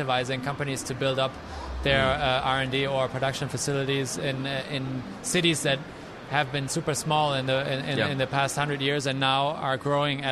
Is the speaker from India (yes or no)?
no; Germany; moved away as an adult; now in United States; my home country, Germany